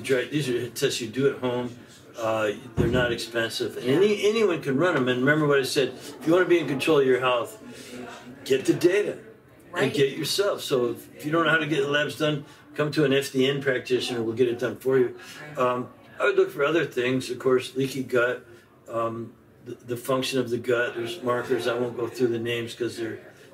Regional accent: Canada; we're basically English, Irish, and we were living in Canada

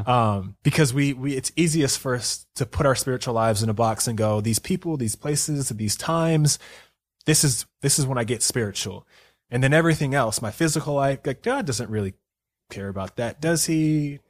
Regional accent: North Carolina, United States; moved away; I'm from North Carolina

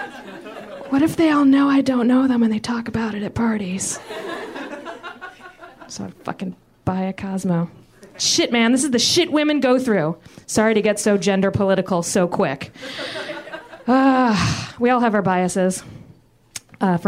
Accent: Richmond, Virginia, United States; I'm from Richmond, Virginia

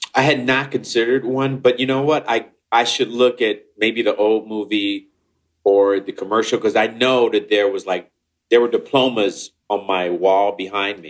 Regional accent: Chicago, Illinois, United States; I was this nerd from Chicago

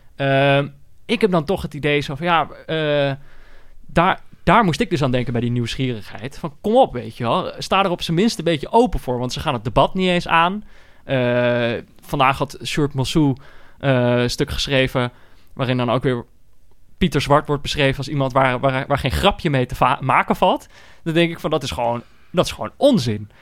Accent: North Brabant, Netherlands; ik ben natuurlijk ook opgegroeid in Brabant.

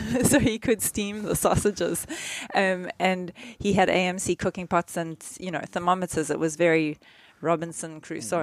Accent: South Africa; when I was growing up in South Africa

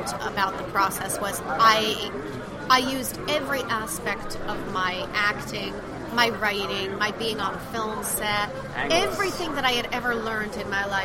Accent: East Paterson, New Jersey, United States; now in Brooklyn, United States; I was born in East Patterson.

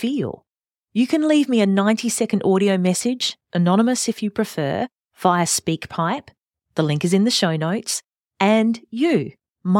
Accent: Adelaide, South Australia, Australia; born and bred in Adelaide

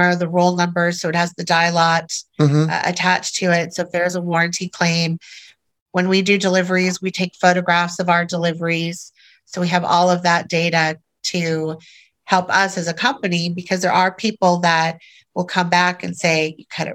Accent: Orange County, California, United States; moved away as an adult; also born or lived in Minnesota / Texas / Seattle; Born and raised in Orange County, California

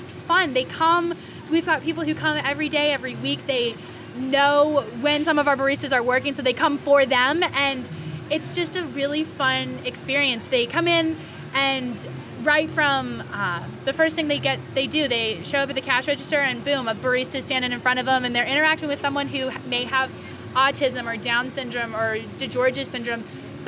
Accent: Cary, North Carolina, United States; I'm from Cary, North Carolina

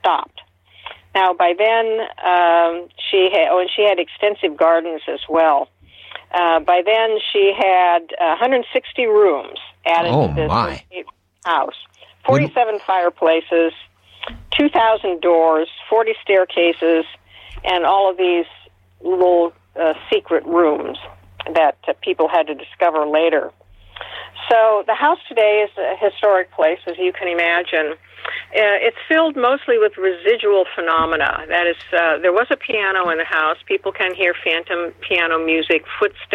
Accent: Seattle, Washington, United States; born or raised there

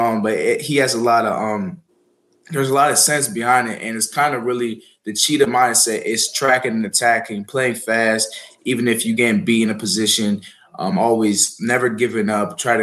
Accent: Maryland, United States; moved away; Maryland, my hometown school

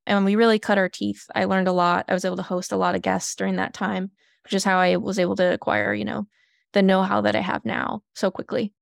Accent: Flint, Michigan, United States; moved away; I'm originally from Flint, Michigan

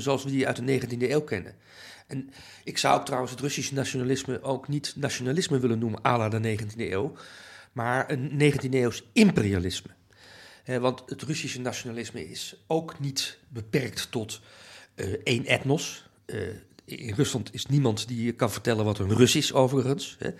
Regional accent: Netherlands; also born or lived in Amsterdam; ik ben Nederlander, ik voel me ook een Nederlandse patriot.

